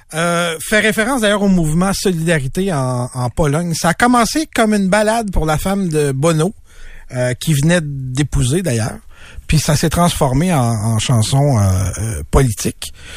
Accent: Montreal, Quebec, Canada; je suis originaire de Montréal

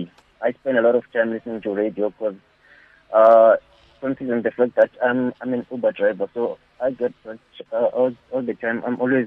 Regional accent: Eastern Cape, South Africa; I'm from the Eastern Cape.

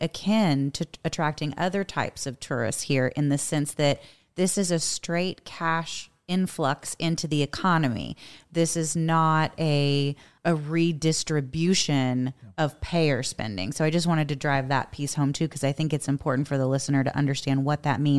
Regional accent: United States; being an American

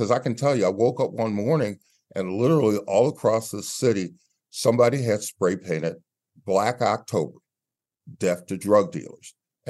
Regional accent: Baltimore, Maryland, United States; as a youngster growing up in Baltimore

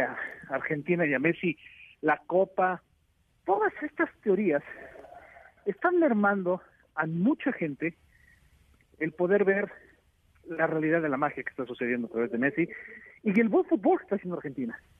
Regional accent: Mexico; yo soy su primo mexicano

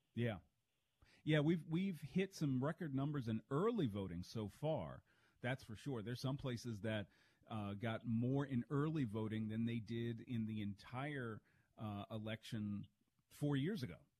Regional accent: Charles County, Maryland, United States; my hometown down in Charles County, Maryland

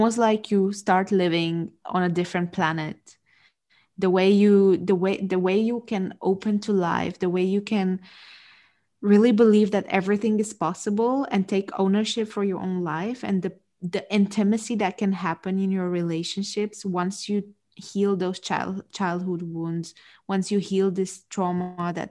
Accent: Romania; moved away; I'm originally from Romania, so that's a Romanian last name

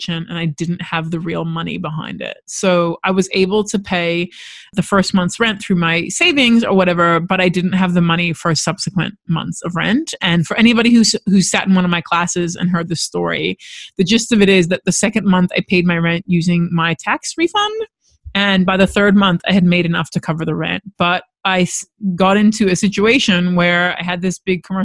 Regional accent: Los Angeles, California, United States; now in Australia; I was born and raised in Los Angeles.

